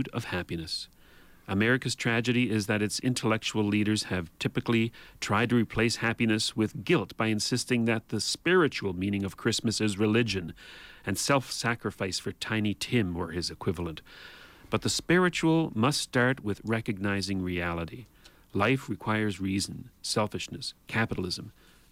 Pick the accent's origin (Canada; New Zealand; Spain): Canada; as a Canadian